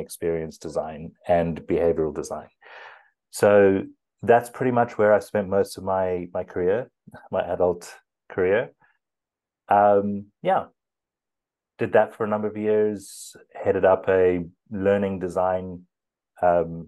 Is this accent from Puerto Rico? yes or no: no; South Africa; first language English; I'm from South Africa, so that's a good Afrikaans surname. I grew up English